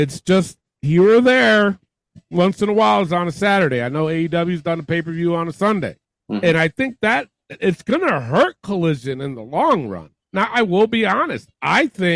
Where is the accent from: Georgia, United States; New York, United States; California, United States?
New York, United States; New York City; I was born and raised in the Bronx, in New York